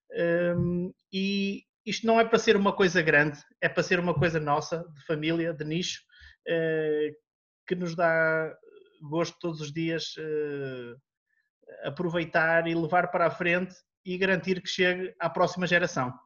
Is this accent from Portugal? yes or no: yes; Portugal; born or raised there; also born or lived in Rio de Janeiro, Brazil